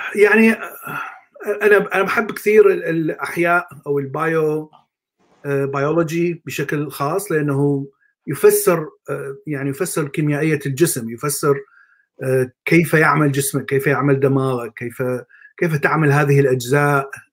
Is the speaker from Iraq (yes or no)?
yes; Baghdad, Baghdad Governorate, Iraq; moved away as an adult; also born or lived in Mosul / Jordan; now in United States; طبعا انا من بغداد أه، ولدت في بغداد